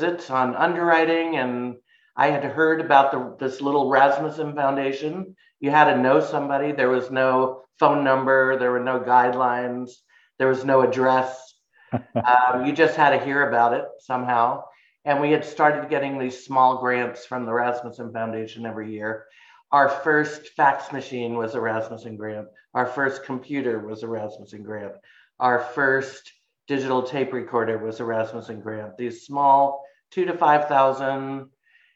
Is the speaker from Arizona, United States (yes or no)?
no; New York City, New York, United States; moved away as an adult; also born or lived in Philadelphia / California; now in Alaska, United States; I'm originally from Brooklyn, New York, and I came up to Alaska in 1983